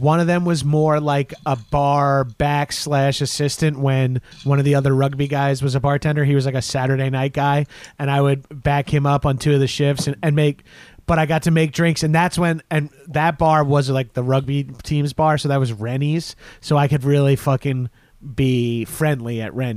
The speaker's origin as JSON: {"language": "English", "area": "Long Island", "region": "New York", "country": "United States", "also_born_or_lived": "Poughkeepsie, New York", "said": "I'm from Long Island"}